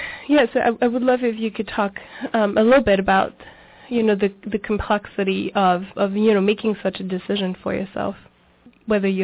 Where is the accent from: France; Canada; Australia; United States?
France; moved away; I'm originally from France, and in France, it's actually, we have universal health care